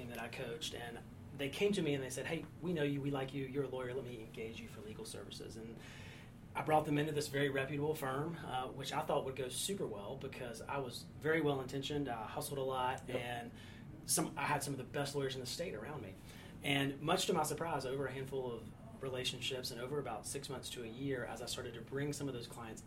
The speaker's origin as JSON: {"language": "English", "area": "near Charlotte", "region": "North Carolina", "country": "United States", "tie": "born or raised there", "also_born_or_lived": "Chapel Hill, North Carolina / Raleigh-Durham, North Carolina", "said": "from North Carolina, grew up near Charlotte"}